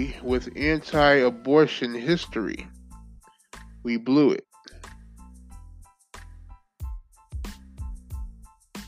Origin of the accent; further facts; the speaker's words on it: Michigan, United States; I am from Michigan